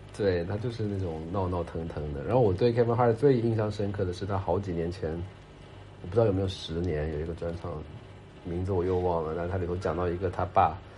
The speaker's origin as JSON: {"language": "Chinese", "country": "China", "said": "我们中国人"}